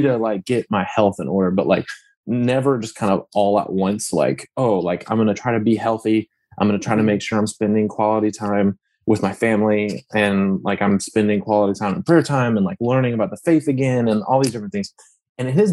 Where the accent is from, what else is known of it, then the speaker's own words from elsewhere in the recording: Lafayette, Louisiana, United States; I am from Lafayette, Louisiana